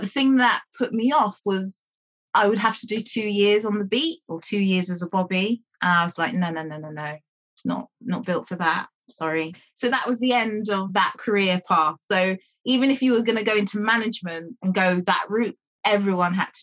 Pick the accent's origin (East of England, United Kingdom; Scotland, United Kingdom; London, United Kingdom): London, United Kingdom; I grew up in North London, a place called Hornsey